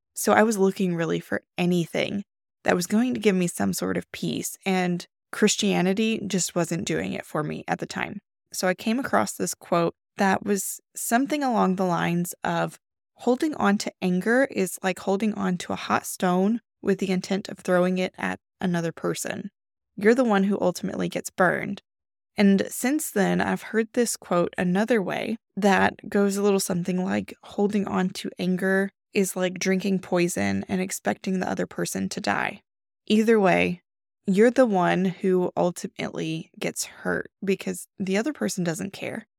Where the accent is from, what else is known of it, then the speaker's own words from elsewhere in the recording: the Bible Belt, United States; I grew up in the Bible Belt